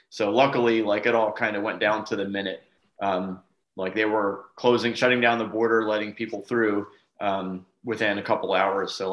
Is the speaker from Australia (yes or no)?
no; Northeast, United States; We grew up in the Northeast